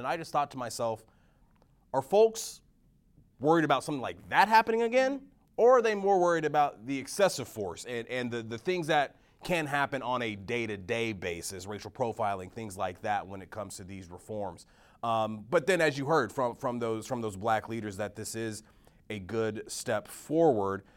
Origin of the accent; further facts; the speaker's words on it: Texas, United States; moved away; my home state of Texas